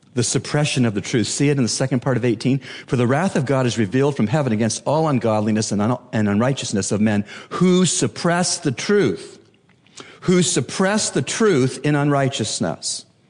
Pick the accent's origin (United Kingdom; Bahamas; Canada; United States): Bahamas